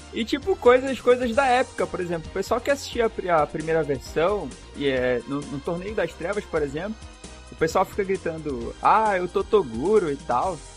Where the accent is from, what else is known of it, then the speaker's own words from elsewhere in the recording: Amazonas, Brazil; a nossa região aqui do Amazonas